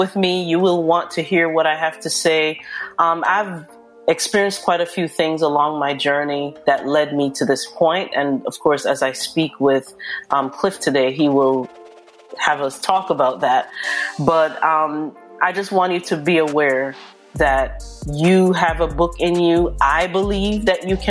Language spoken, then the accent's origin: English; Jamaica; now in New Jersey, United States; I'm originally from Jamaica.